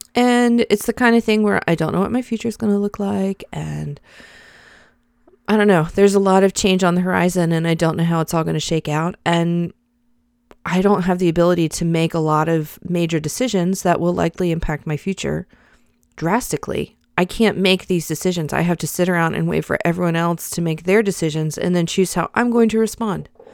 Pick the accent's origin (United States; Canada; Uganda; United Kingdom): United States; the South; I'm a Christian in the United States of America. I'm a Southerner.